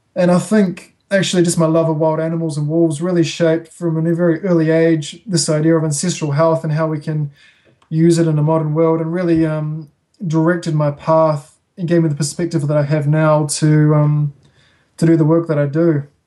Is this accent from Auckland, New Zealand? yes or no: yes; Auckland, New Zealand; moved away as an adult; now in Wanaka, New Zealand; I grew up in Auckland.